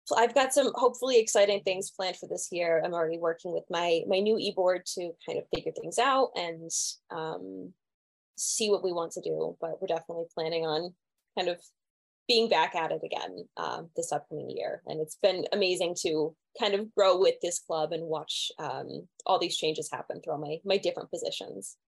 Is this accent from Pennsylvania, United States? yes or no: yes; Pennsylvania, United States; moved away as an adult; I'm originally from Pennsylvania